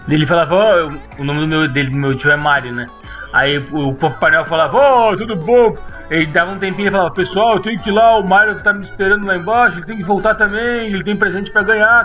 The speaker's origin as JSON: {"language": "Portuguese", "town": "Porto Alegre", "region": "Rio Grande do Sul", "country": "Brazil", "moved": "yes", "said": "depois que eu me saí de Porto Alegre, eu voltava"}